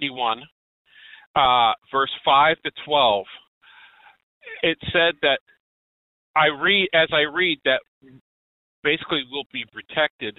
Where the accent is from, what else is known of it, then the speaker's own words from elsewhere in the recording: Virginia, United States; I'm from Virginia